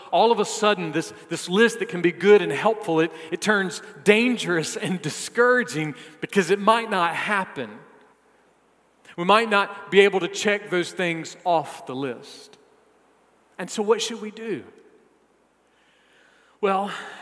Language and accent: English; South Carolina, United States; I am a South Carolinian.